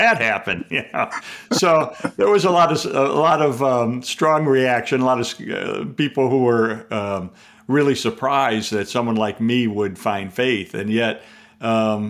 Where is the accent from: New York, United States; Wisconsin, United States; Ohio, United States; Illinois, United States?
Illinois, United States; Chicago; I'm a Chicagoan